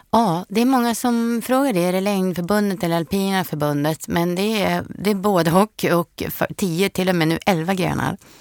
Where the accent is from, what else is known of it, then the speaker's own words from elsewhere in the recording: Frösön, Jämtland, Sweden; moved away as an adult; also born or lived in Stockholm / Sörmland; Jag är ju född och uppvuxen på Frösön